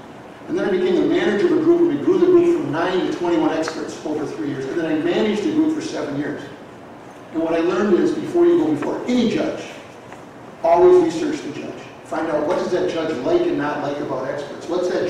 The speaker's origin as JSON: {"language": "English", "town": "Boston", "region": "Massachusetts", "country": "United States", "said": "I'm from Boston. I live in Boston today."}